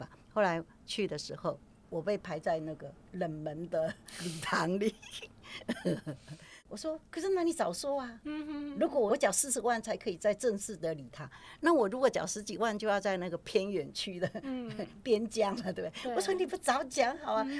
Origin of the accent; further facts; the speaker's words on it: Taiwan; 而且我是台湾的人，